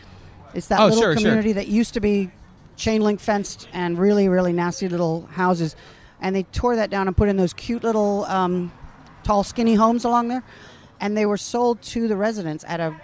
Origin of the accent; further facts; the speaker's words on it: England, United Kingdom; now in Orlando, United States; I'm English. I'm not Irish, just for the record.